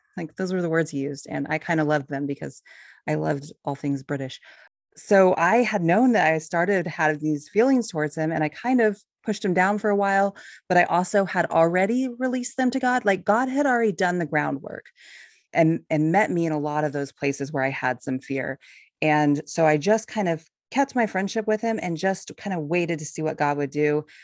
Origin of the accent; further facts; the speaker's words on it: California, United States; moved away as an adult; also born or lived in Ohio; now in Oregon, United States; I grew up in California